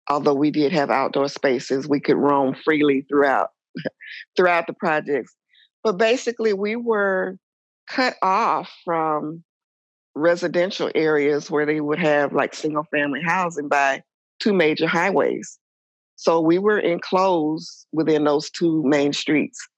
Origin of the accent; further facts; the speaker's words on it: Atlanta, Georgia, United States; also born or lived in Ohio; I was born in Ohio. Um, our family status was pretty upper middle class. My dad worked. My mom was a stay at home mom. Uh, she was also an abused wife. And so we left Ohio and moved to Atlanta, Georgia